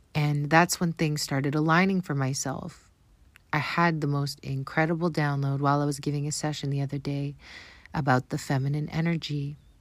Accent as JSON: {"language": "English", "country": "Canada", "accent": "Canadian", "said": "my Canadian accent"}